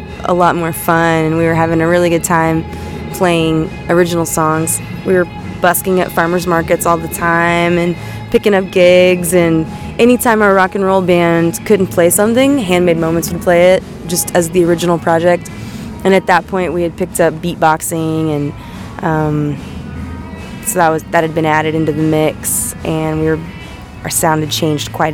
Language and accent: English; Eureka Springs, Arkansas, United States; now in California, United States; I'm from the Eureka Springs area of Arkansas, which is up in the Ozark Mountains